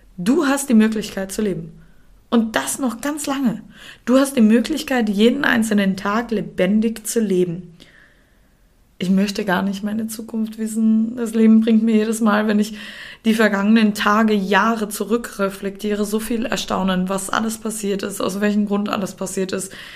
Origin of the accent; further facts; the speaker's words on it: Austria; now in Germany; Der Umzug in meine Heimat Österreich